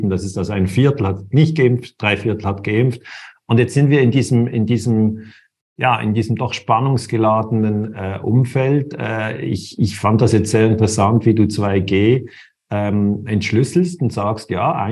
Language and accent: German; Switzerland; born there; ich bin in der Schweiz geboren und bin hier in der Nähe von Basel.